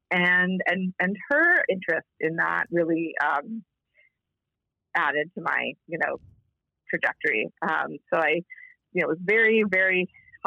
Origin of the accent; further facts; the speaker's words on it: Toronto, Ontario, Canada; I was born in Toronto